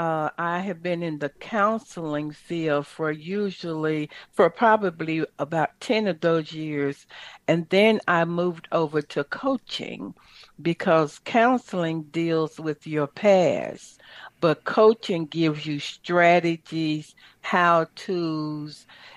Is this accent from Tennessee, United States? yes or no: yes; Chattanooga, Tennessee, United States; I'm from Chattanooga, Tennessee, a little country girl.